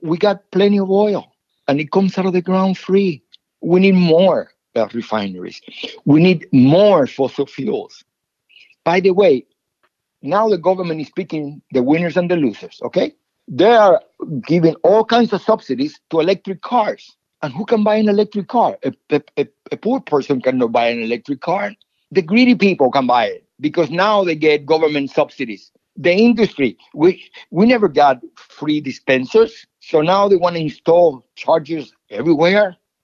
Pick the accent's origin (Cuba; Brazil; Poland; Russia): Cuba; now in United States; when I was growing up in Cuba.